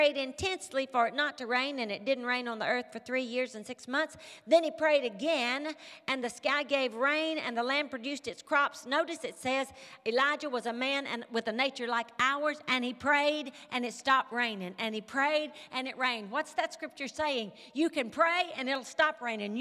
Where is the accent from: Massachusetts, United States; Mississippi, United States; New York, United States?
Mississippi, United States; moved away; You can tell I'm from Mississippi. You can probably even tell I'm from the country.